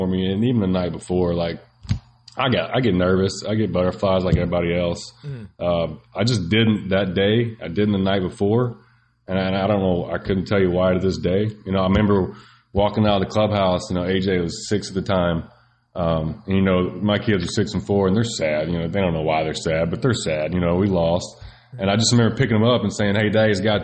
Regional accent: Arkansas, United States; We're both from Arkansas

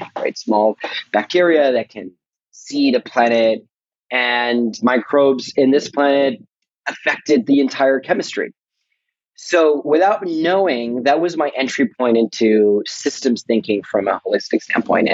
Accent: Buenos Aires, Argentina; moved away as an adult; now in United States; born in Buenos Aires in Argentina

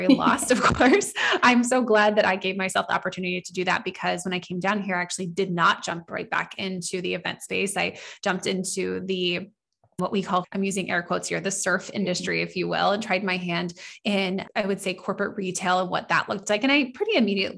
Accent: Northern California, United States; moved away as an adult; now in Southern California, United States; I am originally from Northern California area, and I moved to Southern California about, gosh, I don't know. I mean, now we're in 2021. So almost 11 years ago

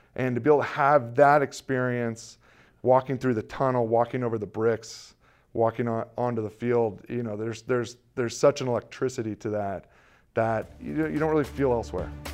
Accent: California, United States; growing up in California

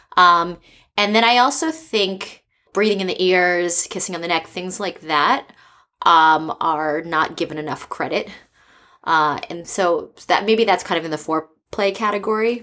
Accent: East Coast, United States; now in San Francisco, United States; I'm from the East Coast, and I've lived in four different countries.

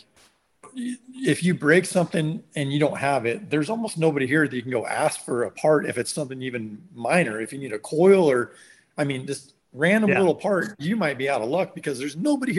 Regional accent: Washington, United States; moved away; also born or lived in California; when I was growing up in Washington

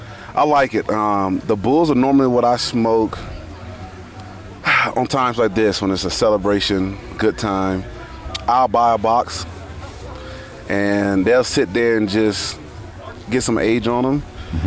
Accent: Monroe, Louisiana, United States; moved away as an adult; also born or lived in Virginia; I'm from Monroe, Louisiana. Sometimes people say, hey, where's that from? You know, sounds familiar. Well, across the river is Duck Dynasty. Okay. So that's where I grew up.

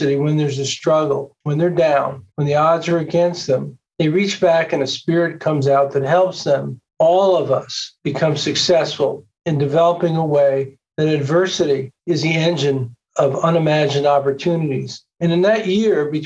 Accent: New York, United States; I grew up in New York

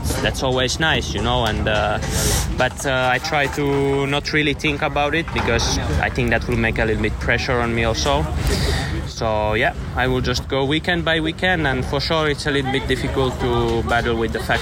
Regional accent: Sipoo, Uusimaa, Finland; English is a second language; moved away; I'm from Finland, a city called Sipo, very small, 20 minutes from Helsinki, and yeah, I just grew up riding dirt bikes.

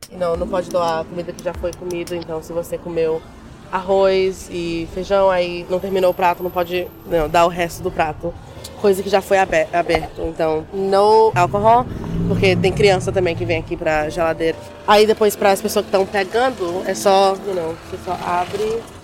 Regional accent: Conceição do Araguaia, Pará, Brazil; moved away; eu nasci em Conceição da Araguaia, no Pará

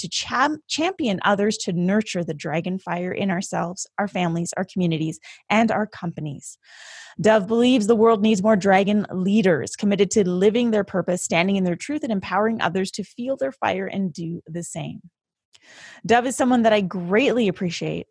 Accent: Vancouver, British Columbia, Canada; currently residing in my hometown of Vancouver, BC

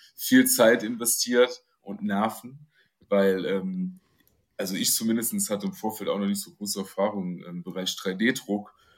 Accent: Dillingen, Saarland, Germany; ich komme, wie gesagt, aus dem, aus dem New York Deutschlands, dem Saarland

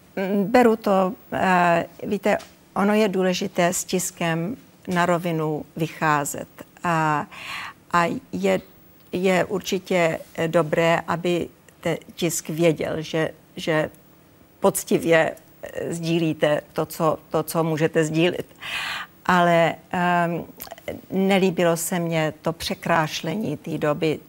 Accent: Czechia; moved away; also born or lived in United States; neuškodilo, že jsem Češka

